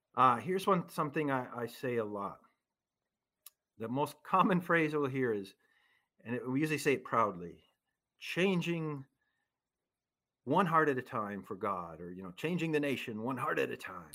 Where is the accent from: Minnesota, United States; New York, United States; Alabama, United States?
Minnesota, United States; central; also born or lived in Chicago, Illinois; although I was born in Chicago, we quickly moved out of Chicago and lived in a small town in central Minnesota